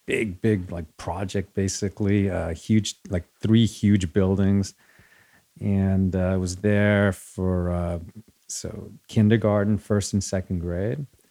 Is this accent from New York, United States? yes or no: yes; Rockland County, New York, United States; born or raised there; first language Spanish; English is a second language; also born or lived in Chile / Riverdale; now in Los Angeles, United States